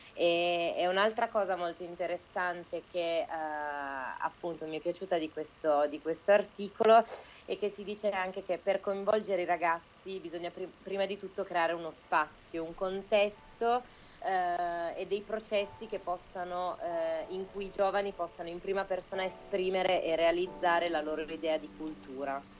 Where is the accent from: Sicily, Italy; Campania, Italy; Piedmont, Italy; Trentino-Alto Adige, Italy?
Piedmont, Italy; Turin; nella mia città natale, che è Torino